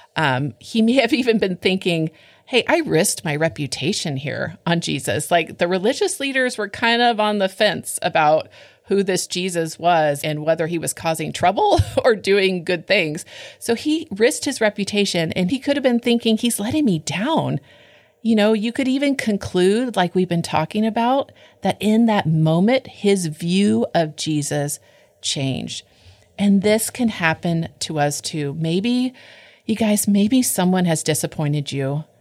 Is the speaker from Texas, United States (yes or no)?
no; California, United States; I grew up in California